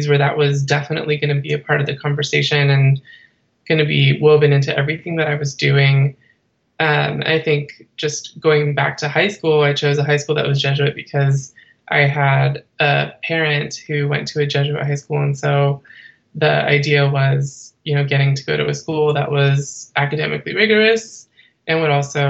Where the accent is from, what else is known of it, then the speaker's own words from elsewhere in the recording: Bay Area, California, United States; I am originally from the Bay Area, California